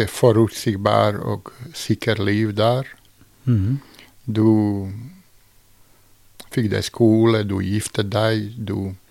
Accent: Mostar, Federation of Bosnia and Herzegovina, Bosnia & Herzegovina; also born or lived in Sarajevo / Belgrade; Jeg vokste faktisk opp både i Mostar, Sarajevo og i Beograd.

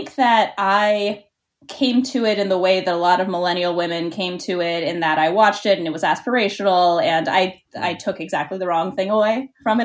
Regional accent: Pittsburgh, Pennsylvania, United States; moved away as an adult; also born or lived in New York; I grew up in Pittsburgh, Pennsylvania

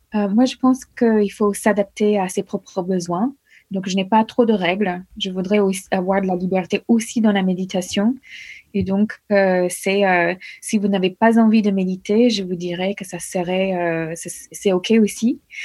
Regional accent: United States; French is a second language; moved away as an adult; also born or lived in Norway; now in France; J'ai quitté les États-Unis deux semaines après mon remise de diplôme

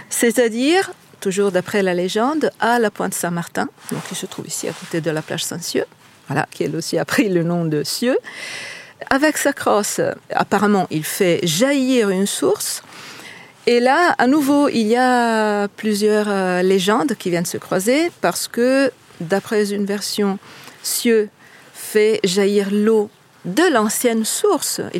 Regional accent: Italy; accent: Italian; French is a second language; moved away as an adult; now in Lancieux, France; Comme on l'entend par mon accent, je ne suis pas bretonne, je ne suis pas française, je suis italienne. Je suis arrivée ici en 2012 avec mon mari euh, par hasard.

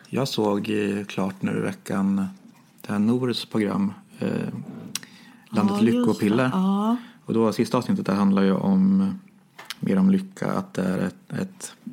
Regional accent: Sweden; vi svenskar

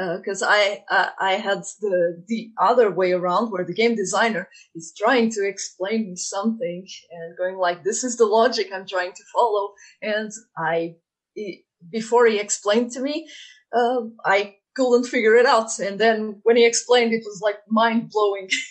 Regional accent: Portugal; moved away as an adult; also born or lived in Dublin, Ireland / Germany / Sweden; now in Galway, Ireland; I was born in Portugal

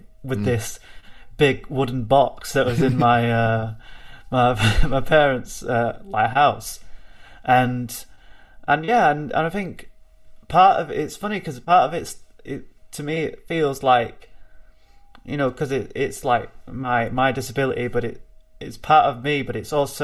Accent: Bolton, North West England, United Kingdom; I am a musician from Bolton

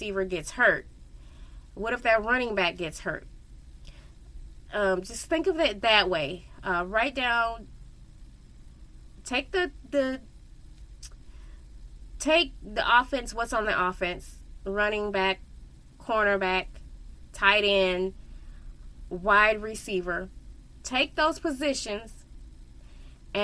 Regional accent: Missouri, United States; I am from Missouri. I was born and raised

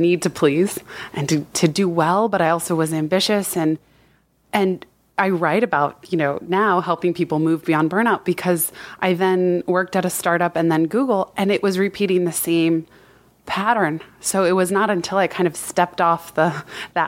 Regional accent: Palo Alto, California, United States; growing up in Palo Alto

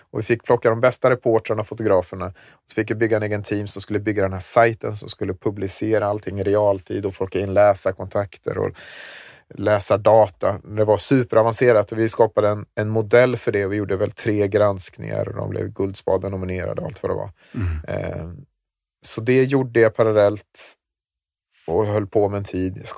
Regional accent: Gotland, Sweden; Att när kommer de på mig att jag är en bloggare från Gotland?

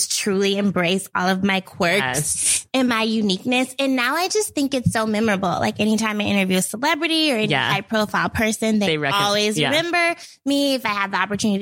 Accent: Portland, Oregon, United States; moved away as an adult; now in New York, United States; I grew up in Portland, Oregon.

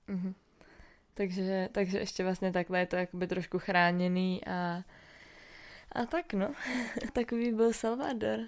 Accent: Czechia; jsme z České republiky

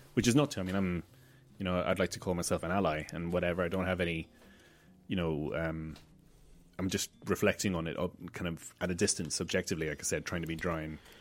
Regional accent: Malta; growing up in Malta

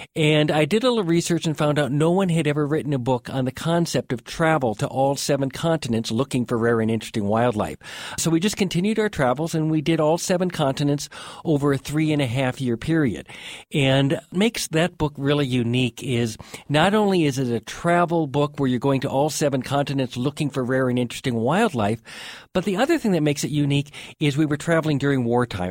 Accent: Two Harbors, Minnesota, United States; now in Montana, United States; I grew up on the north shore of Lake Superior in Minnesota, in a little town called Two Harbors

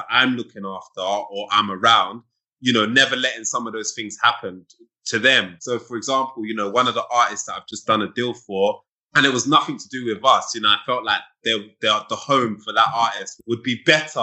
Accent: United Kingdom; I'm a British person.

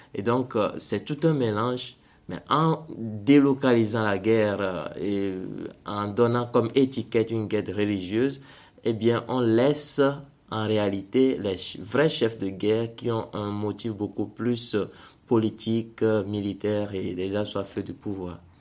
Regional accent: Togo; moved away as an adult; now in Central African Republic; je suis né au Togo et j'ai, j'ai grandi au Togo jusqu'à avoir mon bac

